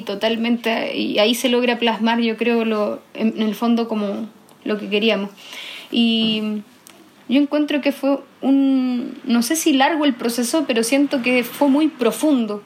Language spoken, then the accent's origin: Spanish; Iquique, Tarapacá, Chile; moved away as an adult; now in Santiago, Chile; yo soy del norte, tengo como esta, crecí en la cultura andina